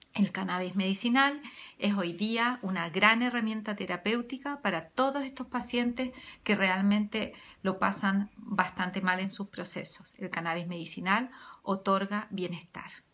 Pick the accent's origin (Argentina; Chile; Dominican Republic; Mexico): Chile; soy médico veterinaria chilena